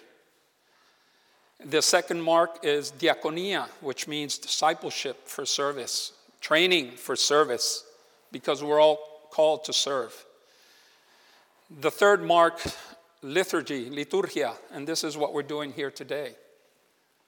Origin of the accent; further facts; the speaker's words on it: Puerto Rico; now in Malaga, Spain; I'm originally from Puerto Rico